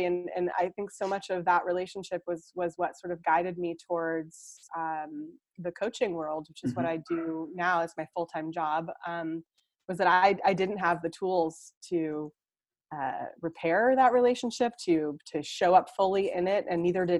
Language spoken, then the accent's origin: English; Seattle, Washington, United States; moved away as an adult; also born or lived in New York City; now in Copenhagen, Denmark; I grew up in Seattle, and which is in the West Coast of the US